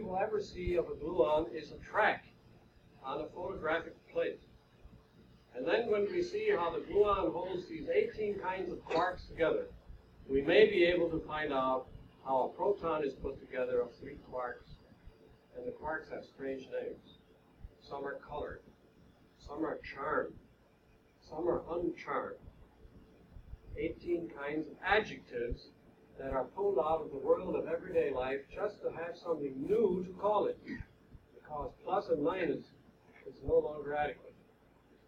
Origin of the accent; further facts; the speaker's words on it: Long Island, New York, United States; I'm from Long Island, where they are now building the world's largest atom smasher, ISABEL.